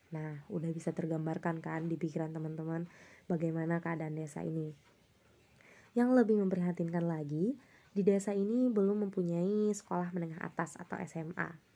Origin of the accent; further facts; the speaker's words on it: Indonesia; di desa aku, eh, desa Tumengmaluku